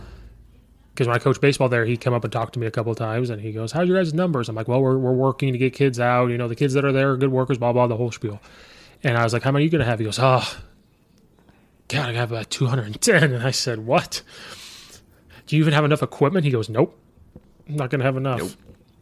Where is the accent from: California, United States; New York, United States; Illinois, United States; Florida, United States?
Illinois, United States; I'm from Central Illinois. Like I only heard of like one or two schools up here. So coming up here I have to learn all these suburbs.